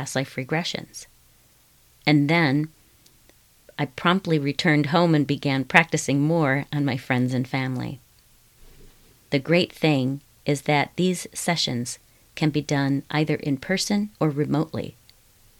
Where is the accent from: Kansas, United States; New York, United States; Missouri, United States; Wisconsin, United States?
Wisconsin, United States; I was born and raised in Wisconsin